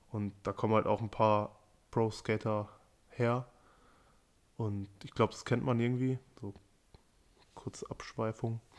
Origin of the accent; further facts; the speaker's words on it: Amstetten, Lower Austria, Austria; also ich komme aus Amstetten und da, ich weiß nicht warum, aber irgendwie, es gab Leute, die sind für Nike SB gefahren